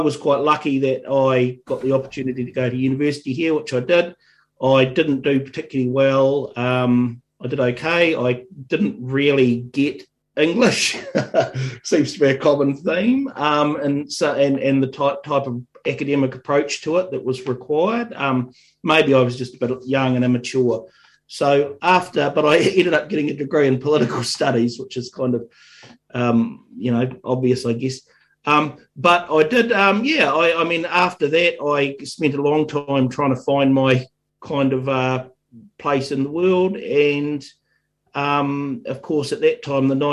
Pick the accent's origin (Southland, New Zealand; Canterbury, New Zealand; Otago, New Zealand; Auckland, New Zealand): Otago, New Zealand; Dunedin; I grew up in Dunedin